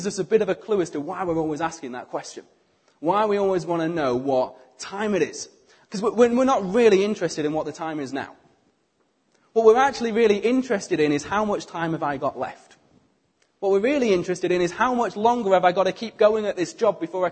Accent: United Kingdom; we are British

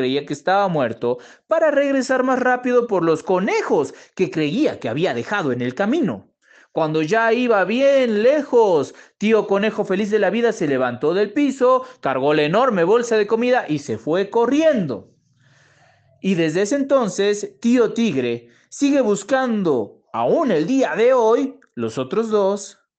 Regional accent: Mexico City, Mexico; Hola, ¿qué tal? … de la Ciudad de México.

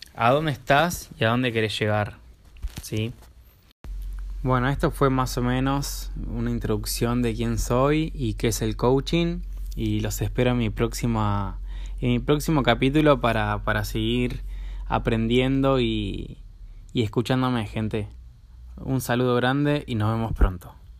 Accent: Buenos Aires, Argentina; soy de Buenos Aires

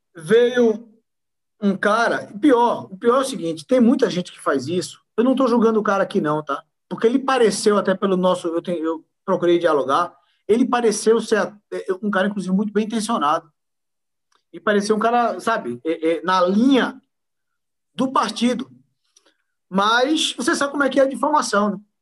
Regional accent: Pernambuco, Brazil; eu sou pernambucano

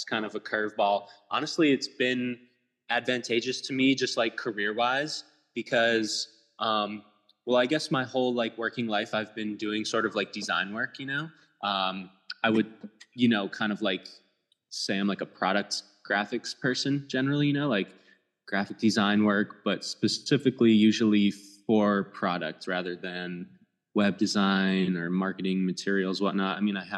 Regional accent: Minnesota, United States; I grew up in Minnesota

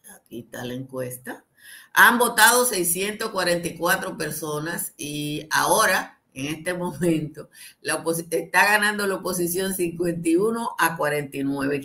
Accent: Dominican Republic

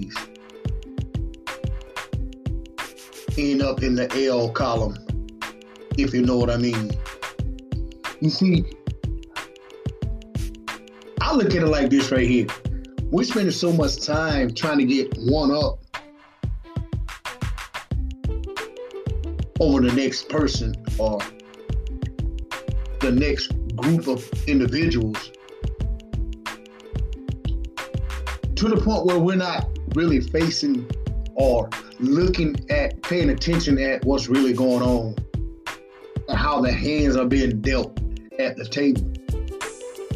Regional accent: Batesburg-Leesville, South Carolina, United States; right here in my hometown, Batesburg and Leesville

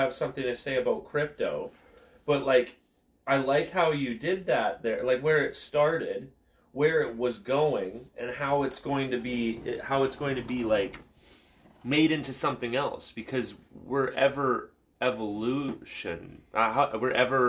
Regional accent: Canada; I'm a Canadian citizen

